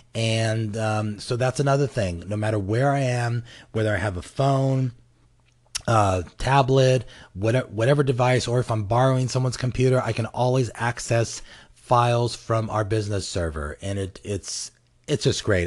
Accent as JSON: {"language": "English", "country": "United States", "tie": "born or raised there", "said": "the United States, of course, because I'm American and I was born here"}